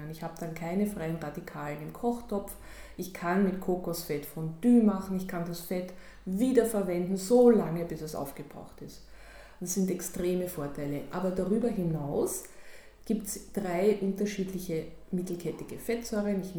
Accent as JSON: {"language": "German", "country": "Austria", "said": "wenn ich mit meinem jetzigen Wissen sage, als Österreicherin sage, Wien liegt in Linz."}